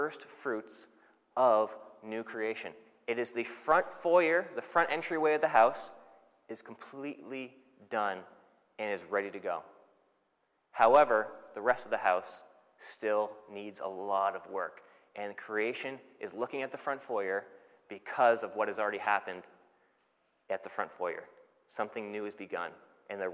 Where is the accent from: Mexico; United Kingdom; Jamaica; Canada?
Canada; now in New Zealand; So I'm Canadian. I'm a Canadian citizen.